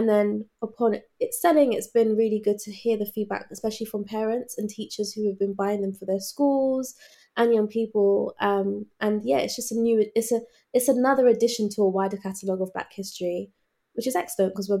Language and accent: English; London, United Kingdom; as Londoners